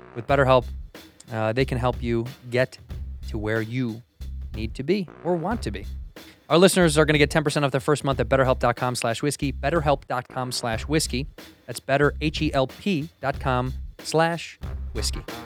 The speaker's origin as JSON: {"language": "English", "town": "Chicago", "region": "Illinois", "country": "United States", "tie": "born or raised there", "moved": "yes", "said": "I grew up in the Midwest in Chicago"}